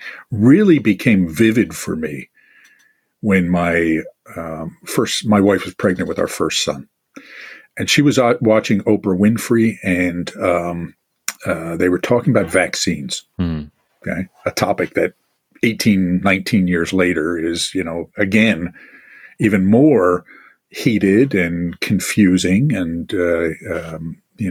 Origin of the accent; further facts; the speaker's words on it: Northeast, United States; I'm from the Northeast